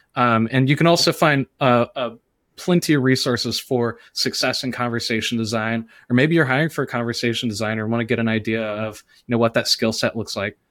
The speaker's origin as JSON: {"language": "English", "region": "the South", "country": "United States", "said": "I'm from the South."}